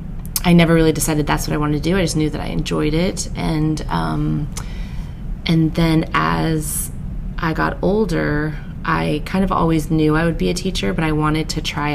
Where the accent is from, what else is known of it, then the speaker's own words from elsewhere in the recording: San Diego, California, United States; also born or lived in Van Nuys, Los Angeles; I'm from California. I was born in Van Nuys. And then I grew up in LA until I was about 8. And then I moved to San Diego. Wow. So, I feel like I'm a San Diego, I could say I'm a San Diego native